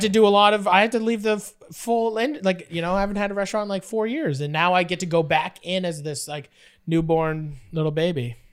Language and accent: English; Fort Erie, Ontario, Canada; I grew up in Fort Erie